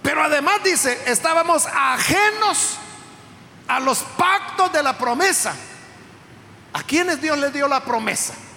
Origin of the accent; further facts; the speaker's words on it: El Salvador; Nosotros somos ciudadanos salvadoreños porque nacimos en este país